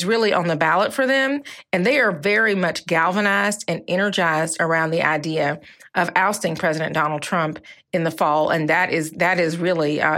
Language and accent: English; the South, Southern United States, United States; as a Southerner, as a Black woman